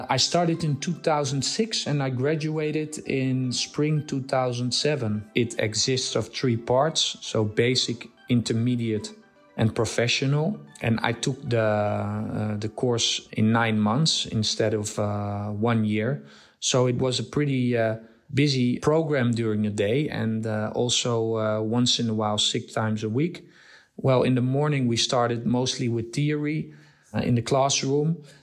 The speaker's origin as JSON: {"language": "English", "country": "Nigeria", "tie": "born or raised there", "also_born_or_lived": "Netherlands", "lives_now": "Amsterdam, Netherlands", "said": "I was born in Holland and I grew up in uh, Africa, in Nigeria."}